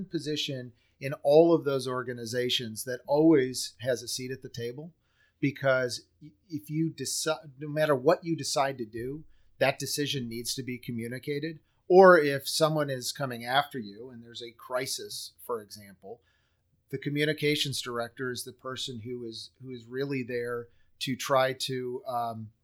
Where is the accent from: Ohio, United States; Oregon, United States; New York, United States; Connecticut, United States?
New York, United States; Buffalo; Buffalo, New York, which is my hometown